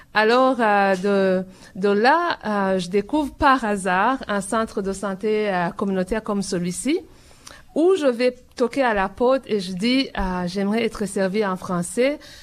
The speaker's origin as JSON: {"language": "French", "country": "Burundi", "tie": "born or raised there", "moved": "as an adult", "lives_now": "Toronto, Canada", "said": "depuis que j'étais dans mon pays natal, le Burundi où j'ai grandi"}